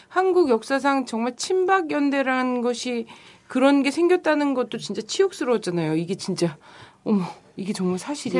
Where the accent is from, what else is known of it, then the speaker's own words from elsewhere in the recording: Chungcheong, South Korea; 저는 충청도에서 태어난 사람으로서